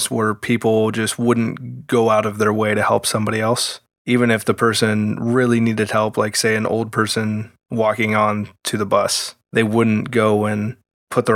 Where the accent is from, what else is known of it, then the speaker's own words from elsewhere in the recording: United States; Being an American